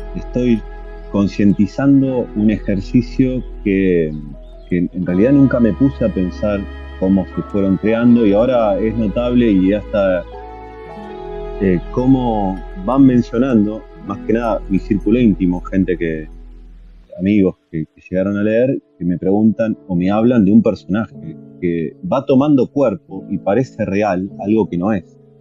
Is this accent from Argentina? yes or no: yes; Vicente López, Buenos Aires Province, Argentina; Yo viví, me crié en Buenos Aires, en una ciudad, en realidad en Vicente López, partido que estaba pegado a la capital federal